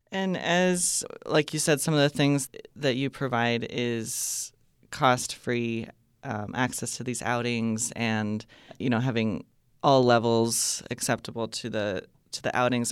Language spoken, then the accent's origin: English; Montana, United States; I grew up in Montana